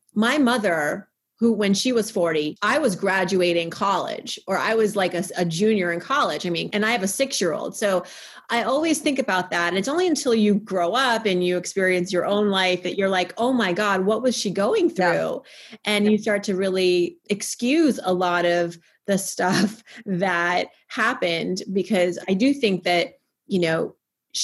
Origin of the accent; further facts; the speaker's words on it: Worcester, Massachusetts, United States; I was born in 1980 in Worcester, Massachusetts